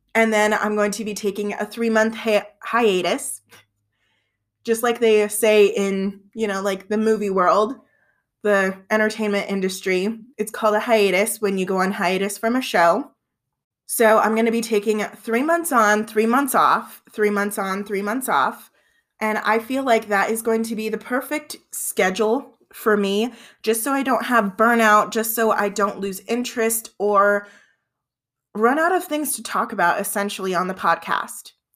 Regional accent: Southern Colorado, United States; I've been born and raised in Southern Colorado my entire life.

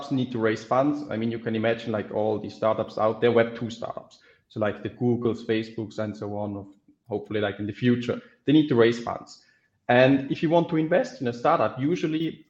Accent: Switzerland; I grew up in Switzerland

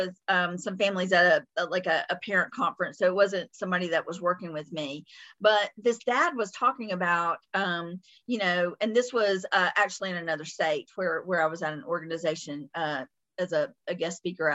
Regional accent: the South, United States; accent: Southern; my Southern accent

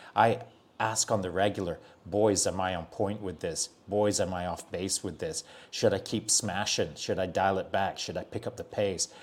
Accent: Barnsley, Yorkshire and the Humber, United Kingdom; moved away; I'm from Barnsley

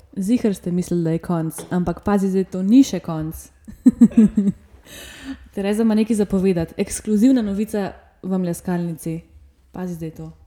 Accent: Slovenia; Slovenci smo kar vrtičkarski, na, vrtičkarski narod

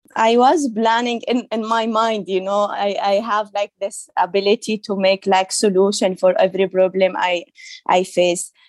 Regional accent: Saudi Arabia; English is a second language; moved away as an adult; also born or lived in Syria; now in Germany; He is original from Syria, but he traveled to Saudi Arabia to work, and then he married my mom, and we I born in, in Saudi Arabia

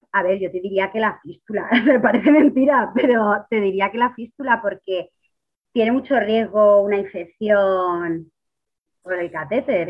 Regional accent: Ciudad Real, Castilla-La Mancha, Spain; soy de Ciudad Real

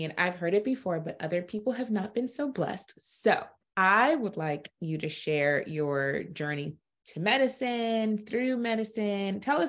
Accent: Brooklyn, New York, United States; shout out to New York City because I'm a Brooklyn girl and you're a Bronx girl. So, you know, those roots never die.

